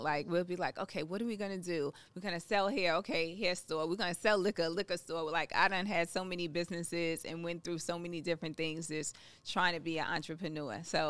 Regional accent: Long Island, New York, United States; moved away as an adult; also born or lived in Queens, New York; now in Atlanta, United States; I'm from New York. I'm originally from Queens. I grew up in Long Island. Mm-hmm. I moved to Atlanta a while ago.

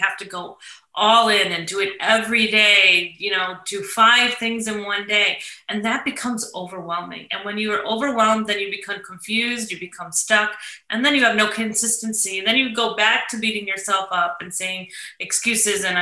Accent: St. Louis, Missouri, United States; moved away; That's my hometown.

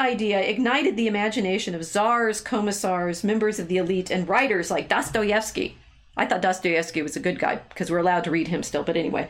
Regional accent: Beverly Hills, California, United States; Nothing about my childhood suggested I'd spend my life studying Russia. I grew up in Beverly Hills. We actually lived on Rodeo Drive.

